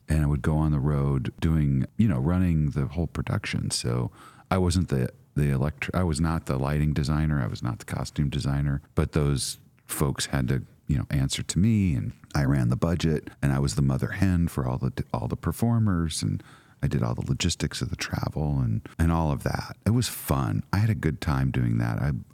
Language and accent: English; Midwest, United States; moved away; also born or lived in San Francisco / Lebanon, Illinois; I grew up in the Midwest